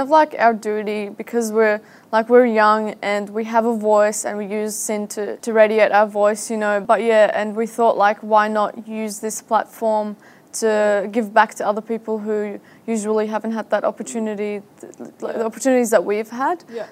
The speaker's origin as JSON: {"language": "English", "country": "Syria", "moved": "yes", "lives_now": "Australia", "said": "I'm from Syria"}